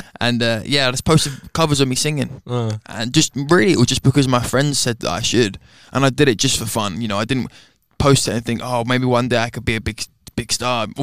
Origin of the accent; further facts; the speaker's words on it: London, United Kingdom; Uh, I'm from London, and I'm 20 years old, almost 21